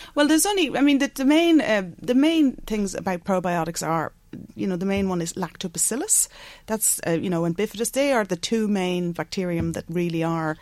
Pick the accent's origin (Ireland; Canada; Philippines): Ireland; Bective, Leinster; also born or lived in London; I grew up just outside Navan uh, in Bective and uh, went to school in Mercy Convent.